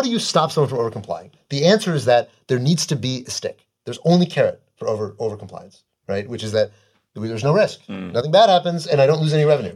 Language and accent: English; United States; I'm an American. I love America